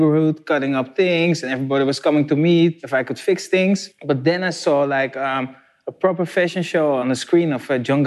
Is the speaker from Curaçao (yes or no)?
yes; Curaçao; now in Netherlands; I was from Curaçao